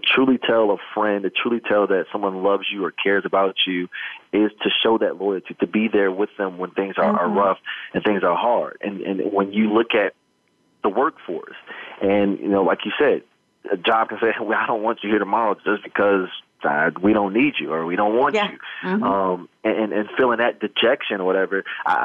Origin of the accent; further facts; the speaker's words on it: Midwest, United States; growing up in the Midwest